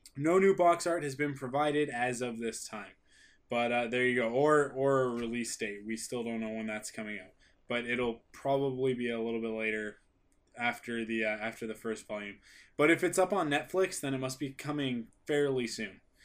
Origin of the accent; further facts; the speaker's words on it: Canada; I'm a Canadian.